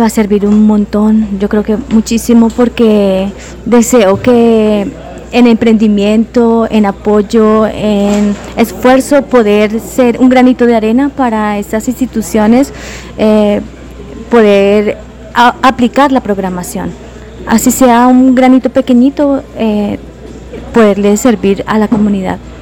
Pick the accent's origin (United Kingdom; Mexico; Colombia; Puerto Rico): Colombia; Saravena, Arauca; moved away as an adult; now in Pereira, Colombia; yo soy de Saravena, Arauca.